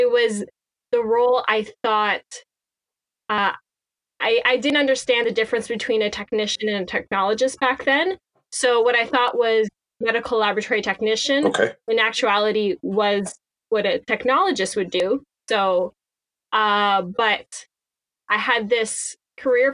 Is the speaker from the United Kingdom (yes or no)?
no; Cornwall, Ontario, Canada; I grew up in Cornwall, Ontario